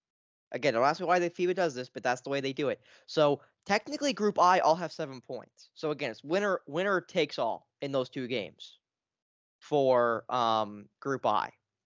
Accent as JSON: {"language": "English", "country": "Canada", "said": "as a Canadian with a passport and everything, a SIN card and everything"}